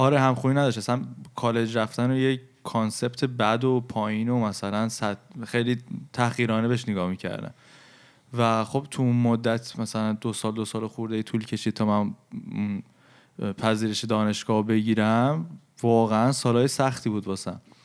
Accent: Iran; ما که توی فرهنگ ایرانی بزرگ شدیم

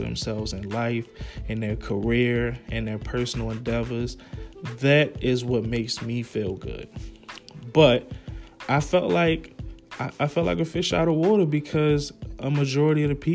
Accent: Baltimore, Maryland, United States; moved away as an adult; now in Atlanta, United States; I'm from Baltimore, originally from Baltimore, Maryland. Emerson Village, West Side.

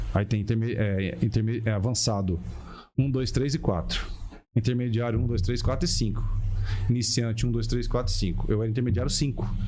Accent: Paraná, Brazil; also born or lived in Londrina / Curitiba; eu, sou Paraná, eu sou do Paraná

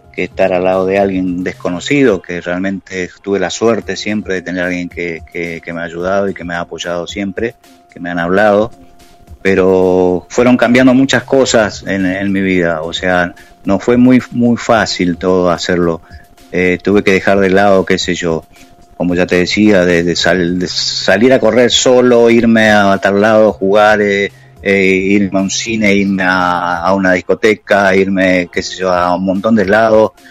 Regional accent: Oberá, Misiones, Argentina; moved away as an adult; now in Buenos Aires, Argentina; Yo nací, nací en Oberá, el, o sea, en este momento tengo 62 años, nací en Oberá el, 1 de, noviembre de 1958. Eso era un pueblito, hice toda mi escuela

